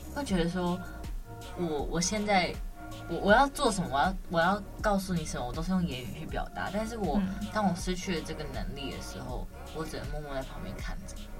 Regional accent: Taiwan; 我自己身为台湾人

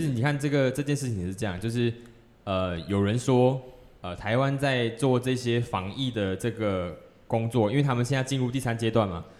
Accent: Malaysia; 我身为一个马来西亚人

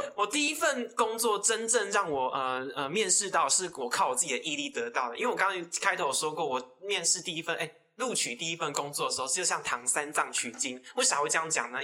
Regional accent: Taiwan; 因为我从小就住在琼林，那是，就是一个非常，非常穷乡僻壤的地方

